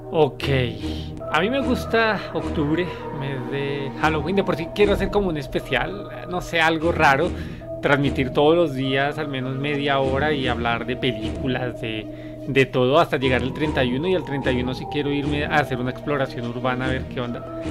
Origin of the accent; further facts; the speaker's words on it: Colombia; moved away; ya me hace falta mi tierra